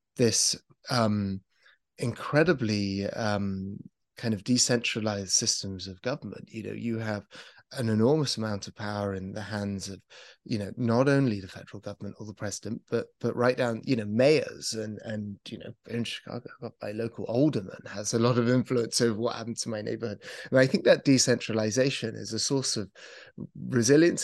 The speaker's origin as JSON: {"language": "English", "country": "United Kingdom", "said": "as a British person"}